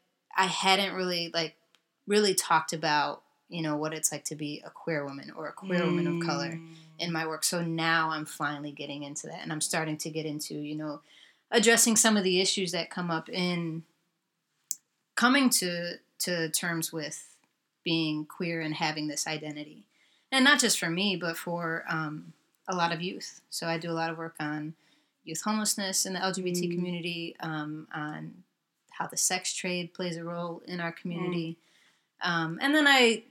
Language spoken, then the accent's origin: English; Chicago, Illinois, United States; also born or lived in Brooklyn; growing up in Chicago, it's a really segregated city. And while I'm multiracial and I grew up in a city that, yes, does have diversity